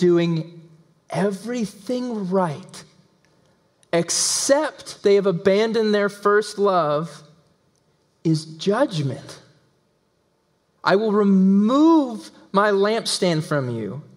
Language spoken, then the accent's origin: English; Tennessee, United States; accent: southern; We're in Tennessee. We're in the belt buckle of the Bible Belt. I was raised in Tennessee.